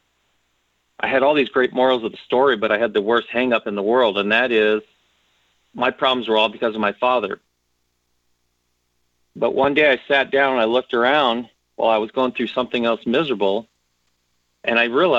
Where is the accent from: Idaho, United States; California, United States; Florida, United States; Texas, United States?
California, United States; Los Angeles; I grew up in Southeast Los Angeles